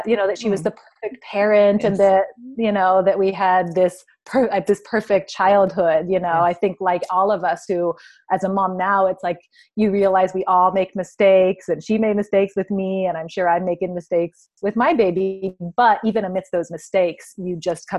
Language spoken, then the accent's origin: English; Santa Barbara, California, United States; we're from Santa Barbara, which is the town that Aletha's from